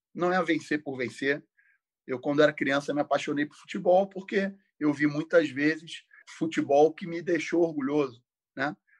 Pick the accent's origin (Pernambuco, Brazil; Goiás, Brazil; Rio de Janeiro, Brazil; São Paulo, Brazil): Rio de Janeiro, Brazil; eu sou um, uma pessoa do subúrbio do Rio de Janeiro, moro lá até hoje, sou de Del Castilho, um bairro do subúrbio próximo ali do, do estádio Newton Santos.